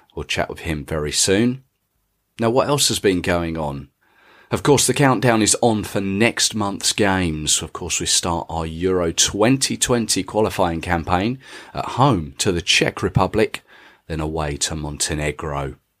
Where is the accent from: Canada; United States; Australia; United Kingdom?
United Kingdom; England; I'm English. My parents are English. Their parents are English.